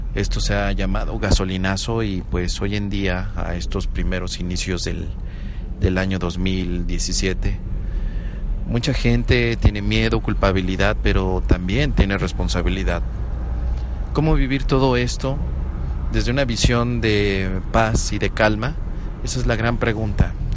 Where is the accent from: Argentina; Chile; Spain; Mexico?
Mexico; como ciudadano mexicano